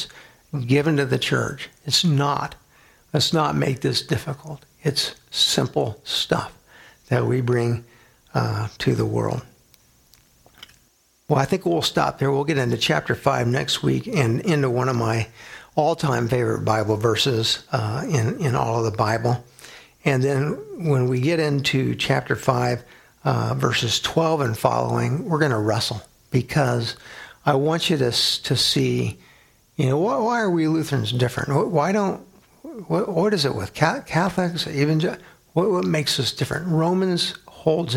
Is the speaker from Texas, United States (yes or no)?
yes; San Antonio, Texas, United States; now in Grand Island, United States; my hometown San Antonio